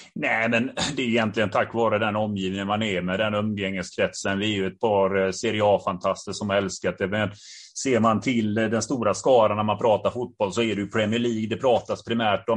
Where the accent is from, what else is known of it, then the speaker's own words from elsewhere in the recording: Gothenburg, Västra Götaland, Sweden; jag själv är från Biskopsgården